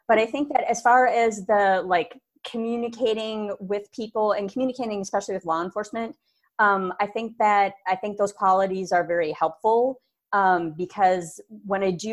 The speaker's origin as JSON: {"language": "English", "town": "Minneapolis", "region": "Minnesota", "country": "United States", "tie": "born or raised there", "also_born_or_lived": "Brooklyn Center, Minnesota", "said": "I'm born and raised in Minneapolis, Minnesota"}